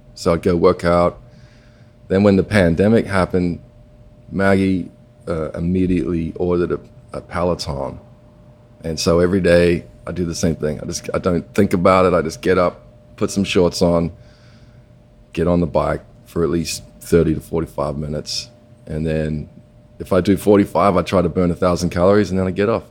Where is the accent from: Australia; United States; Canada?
Australia; Perth, Western Australia; moved away; I grew up uh, going to the beach, and you know, I come from Perth